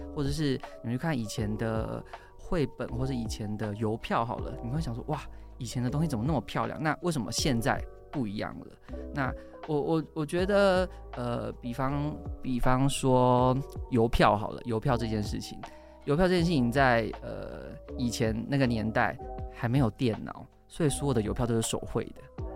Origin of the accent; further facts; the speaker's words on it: Changhua County, Taiwan; 彰化人，然后我们全家周末去那个台中逢甲夜市好了